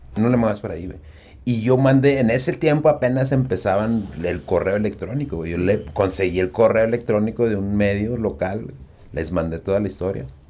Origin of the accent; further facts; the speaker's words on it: Ciudad Juárez, Chihuahua, Mexico; el Mario y yo crecimos y vivimos en la Zapata